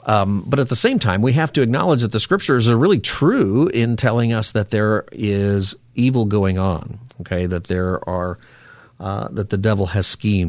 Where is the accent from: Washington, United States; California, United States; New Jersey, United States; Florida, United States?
California, United States; Palmdale; I grew up here in Palmdale, which is a good place to be from.